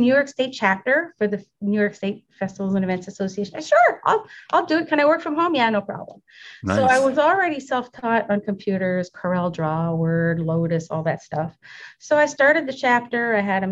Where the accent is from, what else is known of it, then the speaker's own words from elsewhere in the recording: Canada; moved away as an adult; now in United States; I'm a Canadian citizen who recently applied for my U.S. citizenship